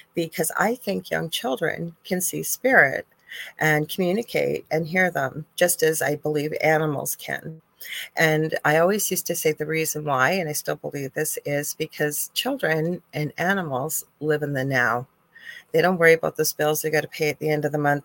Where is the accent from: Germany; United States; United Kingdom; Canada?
Canada; I'm Canadian